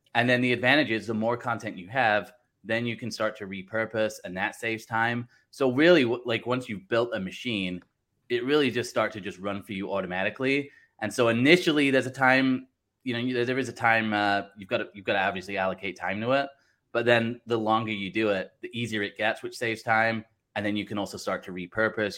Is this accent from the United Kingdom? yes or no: yes; Blackpool, North West England, United Kingdom; also born or lived in Southern California, United States; now in Wisconsin, United States; I'm actually originally from Blackpool in England. Live in uh, Wisconsin now uh, in the U.S. and then uh, lived in like Southern California as well.